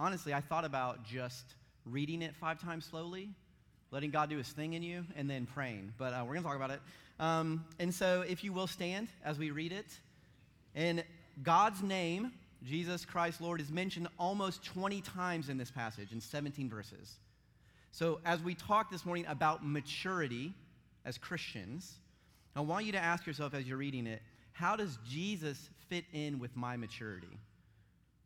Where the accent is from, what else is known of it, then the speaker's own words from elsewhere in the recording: St. Louis, Missouri, United States; I grew up in St. Louis, and I'm a hockey fan, St. Louis Blues